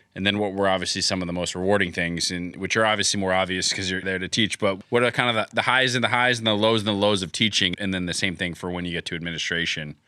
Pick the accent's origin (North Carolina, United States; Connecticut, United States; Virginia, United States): Connecticut, United States; where I grew up in Connecticut